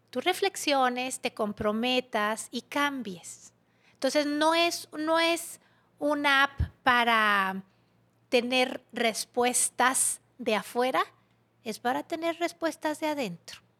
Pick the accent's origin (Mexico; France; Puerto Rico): Mexico; Soy una mujer mexicana, católica, empresaria, eh, tiktokera